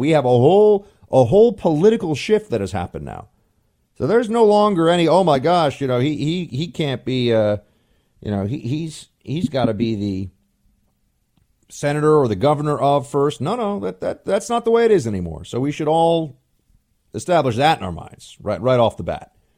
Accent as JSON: {"language": "English", "country": "United States", "said": "I'm an American. I'm a citizen."}